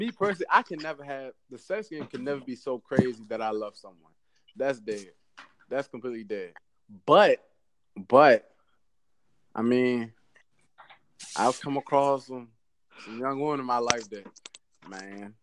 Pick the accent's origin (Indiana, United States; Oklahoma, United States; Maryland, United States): Maryland, United States; accent: DC accent; I'm from Maryland.